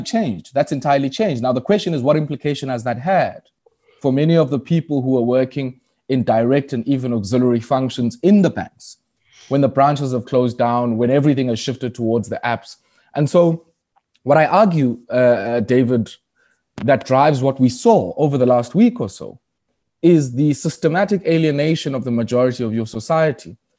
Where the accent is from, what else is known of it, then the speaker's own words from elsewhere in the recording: Komani, Eastern Cape, South Africa; moved away as an adult; now in Johannesburg, South Africa; I was born in Kwamani, um, which is formerly known as Queenstown